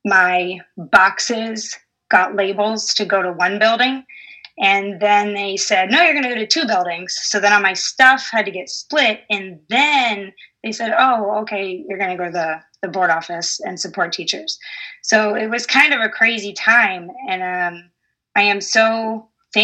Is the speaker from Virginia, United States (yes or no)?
no; suburb of Toledo, Michigan, United States; now in Sidney, United States; I grew up in Michigan as a suburb of Toledo. So I can use my hand to point where I'm from